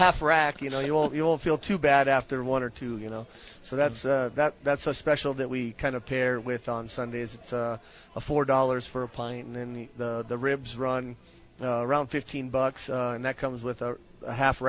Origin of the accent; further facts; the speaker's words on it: Wisconsin, United States; moved away; I'm from Wisconsin, so we do brats and cheese curds